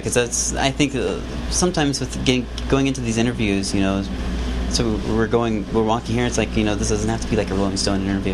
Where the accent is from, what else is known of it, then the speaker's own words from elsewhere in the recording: eastern Iowa, United States; moved away; I'm originally from Iowa